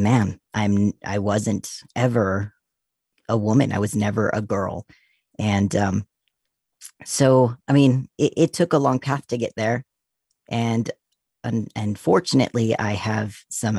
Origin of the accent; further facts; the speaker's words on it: Utah, United States; I grew up in Utah